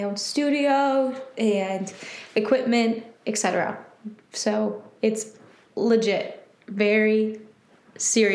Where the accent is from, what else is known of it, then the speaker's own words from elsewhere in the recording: Michigan, United States; born and raised in Michigan. I now live in Detroit